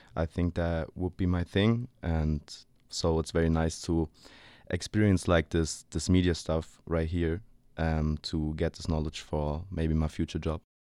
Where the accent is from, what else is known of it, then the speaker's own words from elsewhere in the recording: Berlin, Germany; English is a second language; I've been born and raised in Berlin. I lived there for twenty-one years now.